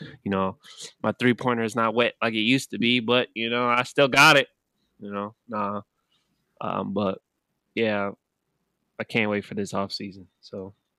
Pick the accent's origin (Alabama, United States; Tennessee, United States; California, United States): California, United States; now in Houston, United States; California, my home state